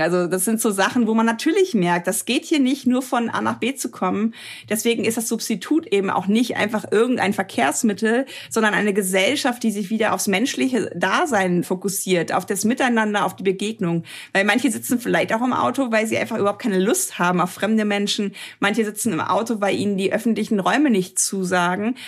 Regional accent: Germany; hier in Deutschland

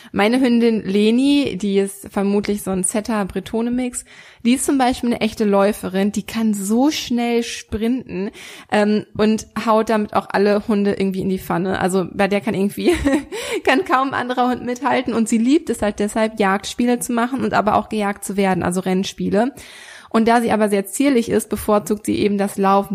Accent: Germany; hier bei uns in Deutschland

